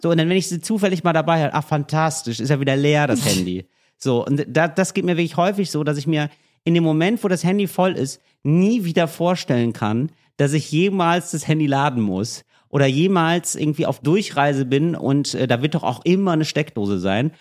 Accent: Berlin, Germany; als Berliner

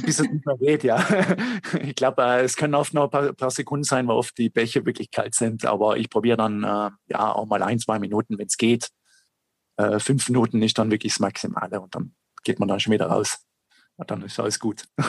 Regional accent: South Tyrol, Trentino-Alto Adige, Italy; bei uns in Südtirol

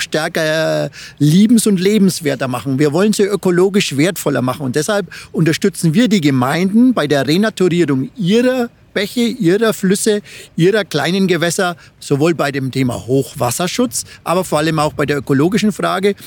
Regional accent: Franconia, Bavaria, Germany; meine Heimat, da ist die Regnitz, Rednitz, der Main

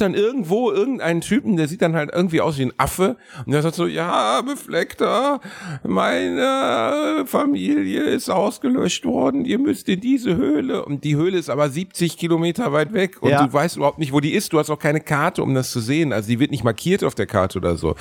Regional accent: Germany; ich bin Deutscher

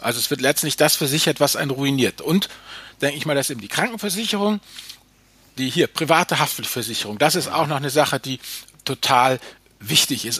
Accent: Germany; bei uns in Deutschland

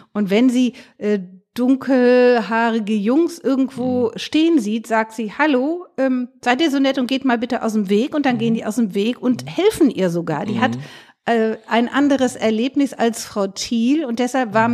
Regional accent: Rhineland, Germany; ich komme auch aus dem Rheinland

